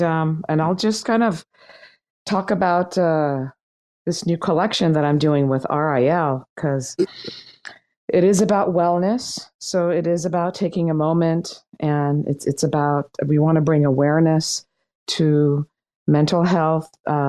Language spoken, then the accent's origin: English; Laguna Beach, California, United States; I grew up in Laguna Beach